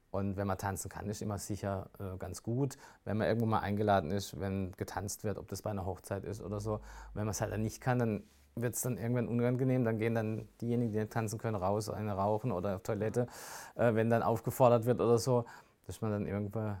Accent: Rastatt, Baden-Württemberg, Germany; also born or lived in Offenburg; Also ich muss schon sagen, Rastatt ist meine Heimat. Ähm, ich bin in Offenburg geboren, bin aber mit drei oder vier nach Rastatt gekommen durch meine Eltern.

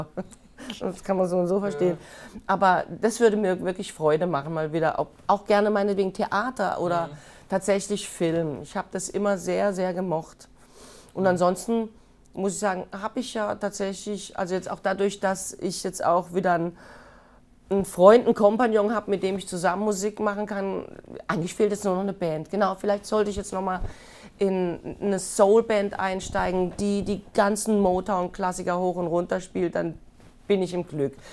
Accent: Baden-Württemberg, Germany; aber das Badener Land ist meine Heimat.

